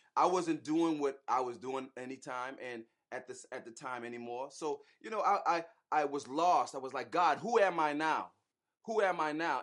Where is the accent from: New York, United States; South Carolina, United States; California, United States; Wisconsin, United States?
South Carolina, United States; Charleston; accent: Geechee/Gullah; now in Atlanta, United States; we're originally from Charleston, South Carolina. So if y'all hear the Geechee, if y'all hear the Gullah coming out of us sometime